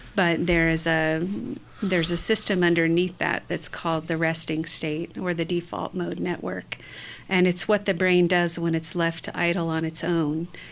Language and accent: English; northern Michigan, United States; now in New Mexico, United States; I'm, I'm Ojibwe from northern Michigan